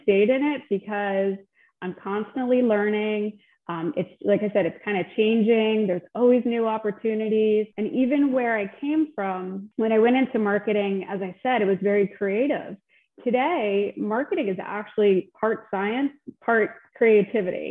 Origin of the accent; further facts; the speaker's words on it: New Jersey, United States; also born or lived in Delaware; I grew up in Central Jersey.